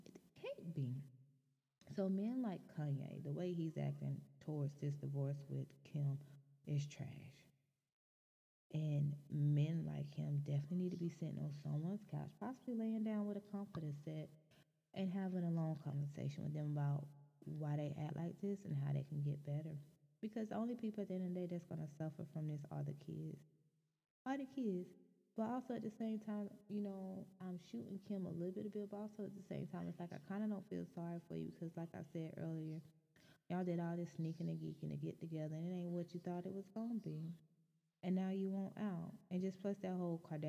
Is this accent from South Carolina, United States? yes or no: yes; Anderson County, South Carolina, United States; this happened in my hometown